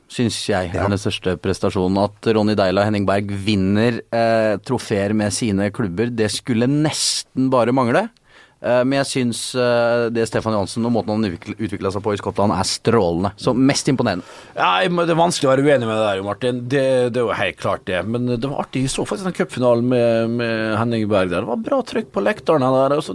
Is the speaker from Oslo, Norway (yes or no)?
no; Skaun, Trøndelag, Norway; Jeg prater sånn som det her. Jeg, jeg fatter ikke helt hva, hva mener du, da? Hva mener du? Jeg er fra Skaune.